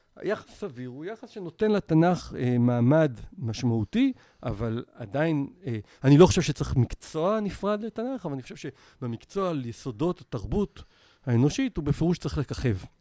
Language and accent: Hebrew; Israel; אני ישראלי פוסט-יהודי